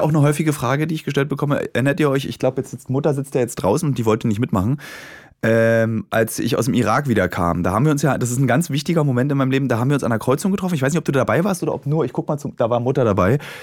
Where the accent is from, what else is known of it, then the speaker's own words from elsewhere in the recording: Germany; Ich meine, ich habe neun Jahre DDR mitbekommen